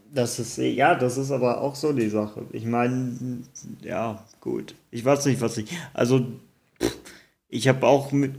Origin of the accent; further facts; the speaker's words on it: Cologne, North Rhine-Westphalia, Germany; moved away; zu meiner alten Heimat, ich sag Kölsch